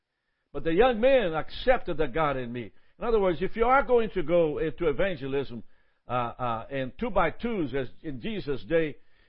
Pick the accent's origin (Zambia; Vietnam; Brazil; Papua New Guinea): Brazil; I'm from Brazil. And does that happen to me?